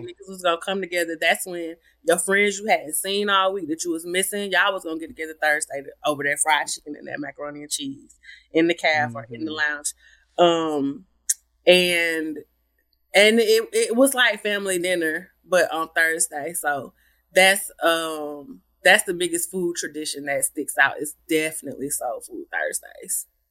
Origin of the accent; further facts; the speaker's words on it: Atlanta, Georgia, United States; moved away as an adult; growing up in Atlanta